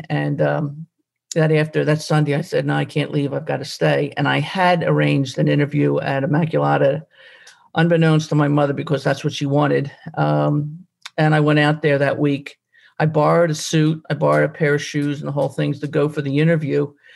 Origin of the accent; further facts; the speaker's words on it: Glenolden, Pennsylvania, United States; I grew up in Glen Olden and uh, over Briarcliff